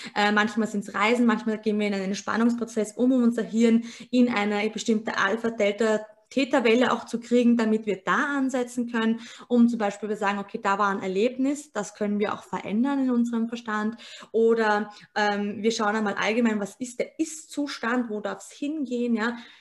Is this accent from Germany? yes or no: no; Austria; bei uns in Österreich